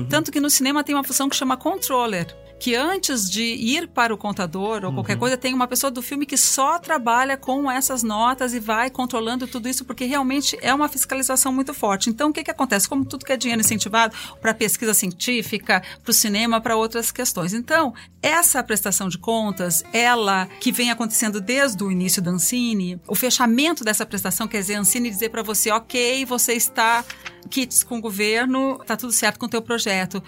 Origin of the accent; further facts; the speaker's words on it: Porto Alegre, Rio Grande do Sul, Brazil; moved away as an adult; now in São Paulo, Brazil; mudei para São Paulo em 93 sou de Porto Alegre